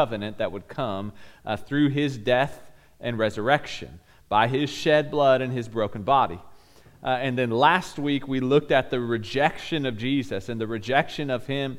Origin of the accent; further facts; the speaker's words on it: Bixby, Oklahoma, United States; We lived in a cul-de-sac growing up in Bixby.